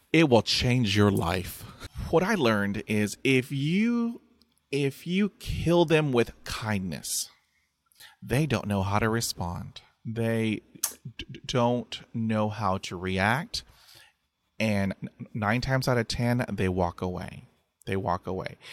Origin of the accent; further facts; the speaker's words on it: Texas, United States; I'm from Texas, and we say, "Bless your heart,"